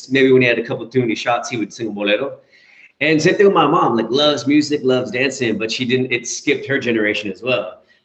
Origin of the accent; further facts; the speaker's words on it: the Bay Area, California, United States; my entire life and childhood was always one foot in two different worlds, inside two different universes. So inside Colombia, inside Nicaragua, inside Latin America, inside California, and in the Bay